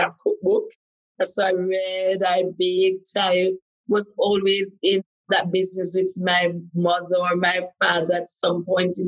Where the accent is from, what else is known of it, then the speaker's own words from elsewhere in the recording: Jamaica; I actually just love everything about being Jamaican